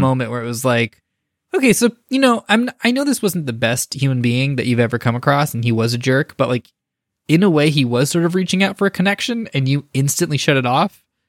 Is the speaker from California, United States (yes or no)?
yes; Bay Area, California, United States; in my hometown, there's a spot where it's actually the first flight in the United States of America